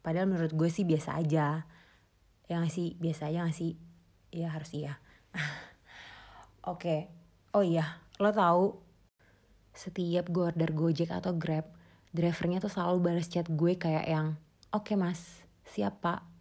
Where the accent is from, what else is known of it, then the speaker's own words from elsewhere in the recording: Jakarta, Indonesia; Terus gue ini darah Sunda guys. Jadi bokap nyokap gue ini asli Sunda Cuma gue lahir dan besar di Jakarta, jadi ya gini.